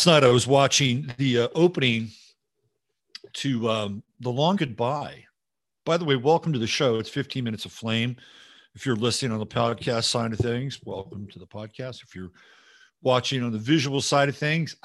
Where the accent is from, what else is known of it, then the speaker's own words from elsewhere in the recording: Bay Area, California, United States; I grew up in the Bay Area